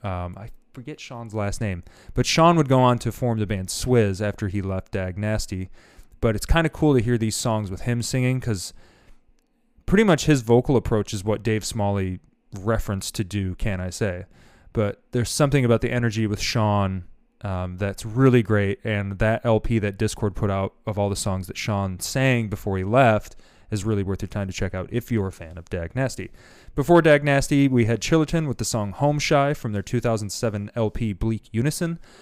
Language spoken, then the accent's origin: English; Grand Rapids, Michigan, United States; growing up in Grand Rapids, Michigan